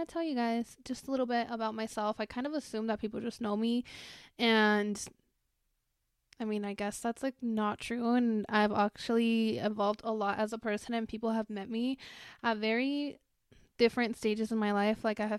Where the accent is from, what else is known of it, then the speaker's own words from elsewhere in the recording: Mexico; because I was born and raised in Mexico, and in Spanish the H is silent